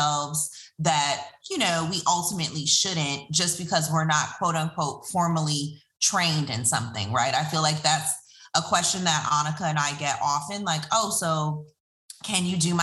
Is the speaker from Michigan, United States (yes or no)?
yes; Detroit, Michigan, United States; moved away as an adult; our hometown where we're from